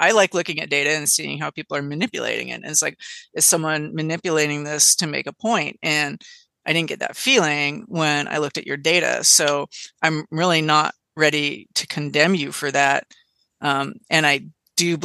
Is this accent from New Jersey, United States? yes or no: no; California, United States; as a Californian